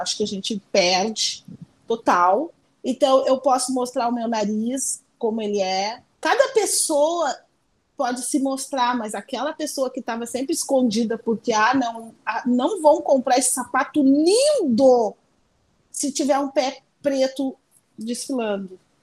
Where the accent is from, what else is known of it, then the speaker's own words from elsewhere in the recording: São Leopoldo, Rio Grande do Sul, Brazil; eu nasci em São Leopoldo